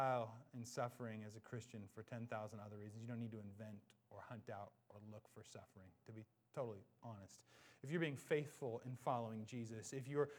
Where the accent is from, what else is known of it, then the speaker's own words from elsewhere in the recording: Washington, United States; I'm from Washington. This is home.